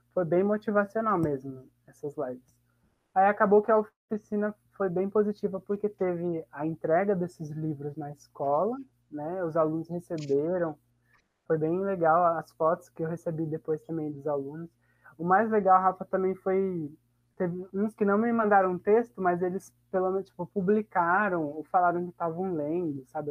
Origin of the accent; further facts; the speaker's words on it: Botujuru, São Paulo, Brazil; eu sou daqui de Botujuru